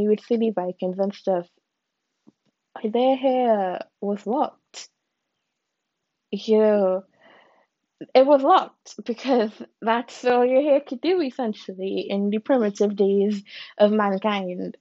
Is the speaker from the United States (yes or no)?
no; Trinidad & Tobago; I am Trinidadian. That is my ethnicity.